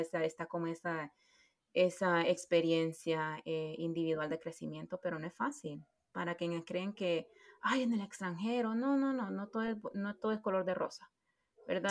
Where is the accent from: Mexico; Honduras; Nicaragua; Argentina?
Honduras; moved away as an adult; yo siempre sentí de que no iba a regresar a Honduras en el sentido de vivir